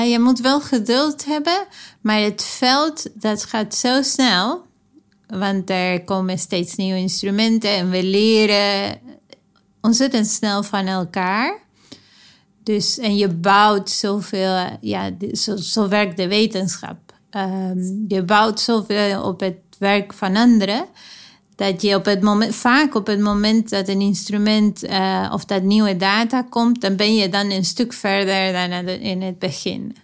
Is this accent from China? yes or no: no; Argentina; moved away; Ik ben opgegroeid in Argentinië